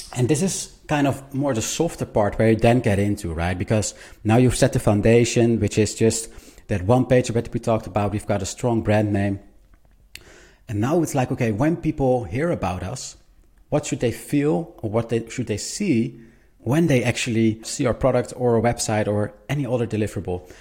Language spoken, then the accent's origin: English; Netherlands; I'm a designer from the Netherlands